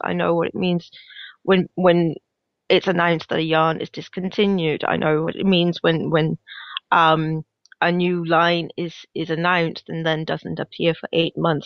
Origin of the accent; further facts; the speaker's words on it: Denmark; now in Glasgow, United Kingdom; I am based in Glasgow, in Scotland, but I'm originally from Denmark, hence my slightly weird accent.